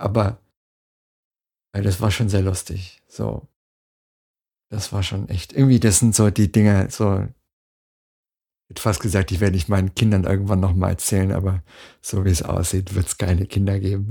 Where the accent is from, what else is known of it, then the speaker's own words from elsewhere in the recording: Dortmund, North Rhine-Westphalia, Germany; Ruhrpott, ne, Dortmund, da die Ecke